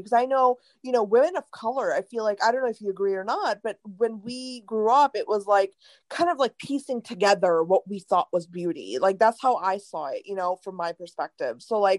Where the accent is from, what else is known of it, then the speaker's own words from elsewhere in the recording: Cincinnati, Ohio, United States; also born or lived in India / Michigan; so I was born in India, and when I first came to the States, we were in Michigan, but then we moved to Cincinnati, Ohio.